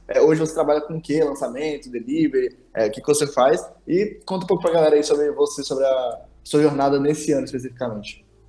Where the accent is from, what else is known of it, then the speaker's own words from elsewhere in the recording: Brasília, Federal District, Brazil; eu sou de Brasília